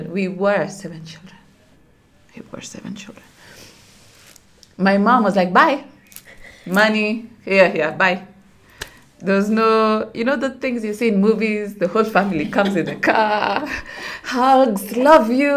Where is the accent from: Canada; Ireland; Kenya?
Kenya; Nairobi; I knew I was a Luo girl with an English stepfather, but I grew up in Nairobi